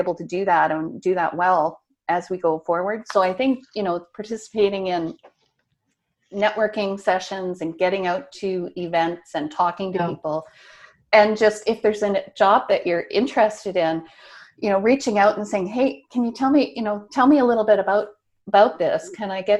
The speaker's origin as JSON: {"language": "English", "region": "Nova Scotia", "country": "Canada", "tie": "born or raised there", "also_born_or_lived": "St. Albert, Alberta", "moved": "as an adult", "said": "I'm back in Nova Scotia now, and I grew up here in Nova Scotia"}